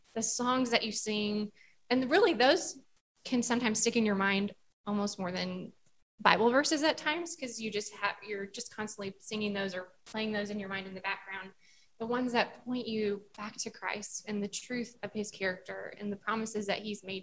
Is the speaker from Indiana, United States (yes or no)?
yes; Southern Indiana, United States; I grew up in Southern Indiana